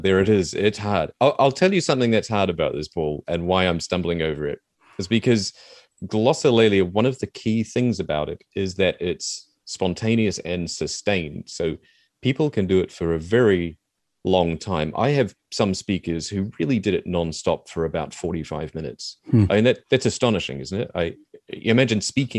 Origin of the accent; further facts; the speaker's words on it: New Zealand; accent: Kiwi; I'm trying not to do my full-on Kiwi accent right now